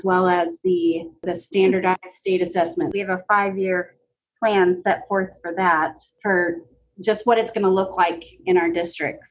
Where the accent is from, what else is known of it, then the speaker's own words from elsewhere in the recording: Ohio, United States; moved away as an adult; now in Arizona, United States; I'm originally from Ohio, and I moved to Arizona in 2000 to go to school at Arizona State University